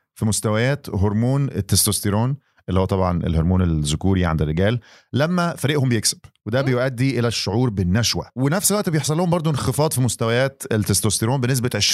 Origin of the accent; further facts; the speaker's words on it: Egypt; انا كمان مصري